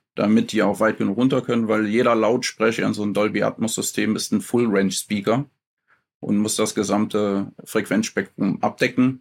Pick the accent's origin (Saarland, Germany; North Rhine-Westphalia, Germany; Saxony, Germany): North Rhine-Westphalia, Germany; Mönchengladbach; moved away as an adult; now in Schaafheim, Germany; ich komme ursprünglich aus Mönchengladbach und bin umgesiedelt äh, nach äh, Aschaffenburg, Frankfurt, die Ecke. Schafheim heißt das Dorf